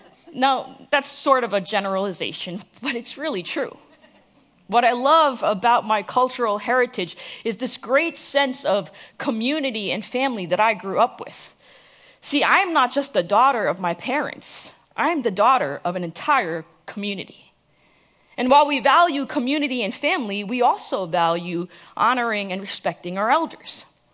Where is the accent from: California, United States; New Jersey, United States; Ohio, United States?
New Jersey, United States; New York; also born or lived in Calcutta, India; now in Dallas, United States; I was born and raised in the New York, New Jersey area, and that by all accounts, I am shamelessly proud to be a Jersey girl. And see, I've only lived in three places my entire life. I've obviously the New York, New Jersey area, now here in Dallas, but I've also lived in the city of Calcutta.